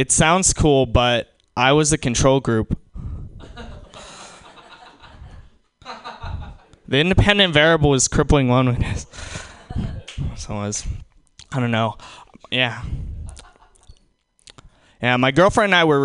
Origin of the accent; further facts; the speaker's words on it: New York, United States; I'm from New York